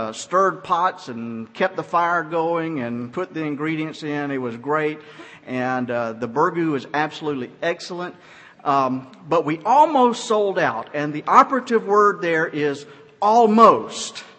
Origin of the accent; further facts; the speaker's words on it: Georgia, United States; moved away; I'm from Georgia